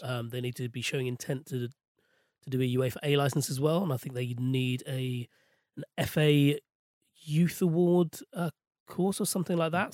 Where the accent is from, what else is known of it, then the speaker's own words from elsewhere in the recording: London, United Kingdom; I was born and raised in West London